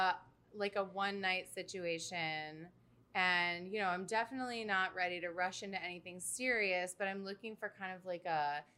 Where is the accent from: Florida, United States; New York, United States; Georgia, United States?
New York, United States; Buffalo; moved away as an adult; now in New York City, United States; I'm born and raised in Buffalo, New York